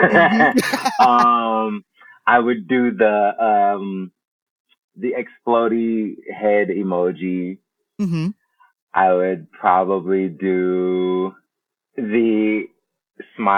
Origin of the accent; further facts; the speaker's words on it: Belleville, Illinois, United States; moved away as an adult; now in New York City, United States; St. Louis is literally like 25 minutes from my hometown.